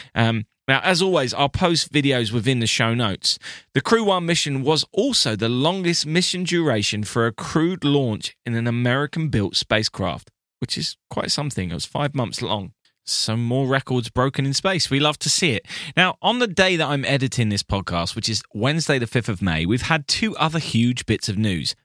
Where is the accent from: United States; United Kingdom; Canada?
United Kingdom; I am your British friend